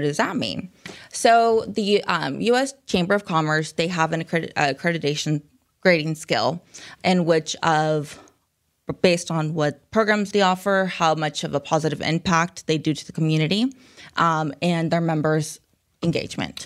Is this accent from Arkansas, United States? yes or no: yes; Springdale, Arkansas, United States; also born or lived in Rogers, Arkansas / Phoenix, Arizona; I was born and raised here in Northwest Arkansas